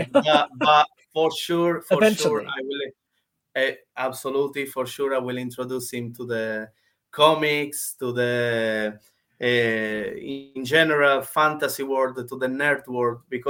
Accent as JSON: {"language": "English", "region": "Sicily", "country": "Italy", "second_language": "English", "moved": "as an adult", "lives_now": "London, United Kingdom", "said": "I'm from Italy, I'm from Sicily. In Sicily, South Italy."}